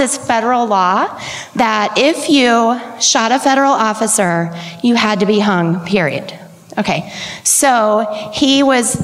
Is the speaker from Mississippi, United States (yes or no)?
no; Cincinnati, Ohio, United States; I am from Cincinnati.